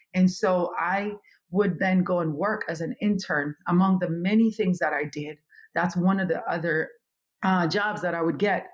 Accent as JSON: {"language": "English", "town": "Kingston", "country": "Jamaica", "tie": "born or raised there", "also_born_or_lived": "Europe", "moved": "as an adult", "lives_now": "United States", "said": "I am originally from Kingston, Jamaica"}